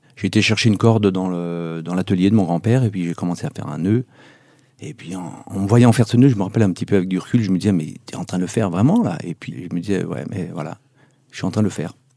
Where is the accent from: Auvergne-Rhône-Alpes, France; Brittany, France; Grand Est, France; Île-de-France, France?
Auvergne-Rhône-Alpes, France; Megève; chez nous à Megève